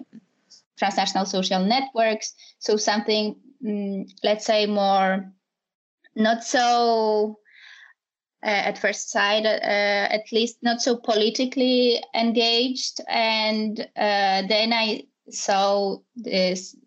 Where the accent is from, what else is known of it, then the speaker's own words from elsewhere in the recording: Poland; moved away as an adult; also born or lived in Warsaw; now in Spain; I'm from Poland, and I live in Spain